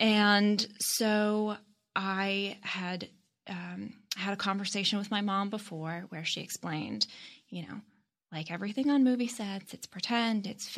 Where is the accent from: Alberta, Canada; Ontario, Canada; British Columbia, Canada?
Ontario, Canada; Toronto; So I lived in the suburbs of Toronto, and I was with my parents at a farmer's market